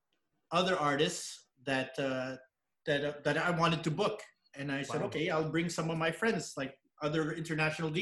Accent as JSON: {"language": "English", "town": "Montreal", "region": "Quebec", "country": "Canada", "tie": "born or raised there", "also_born_or_lived": "Pangasinan, Philippines"}